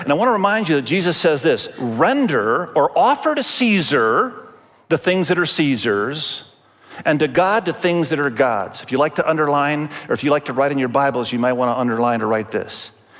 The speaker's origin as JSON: {"language": "English", "country": "Indonesia", "tie": "born or raised there", "said": "Many of you know, my wife and I, we grew up in Asia. I grew up in Indonesia, and my wife grew up in Cambodia."}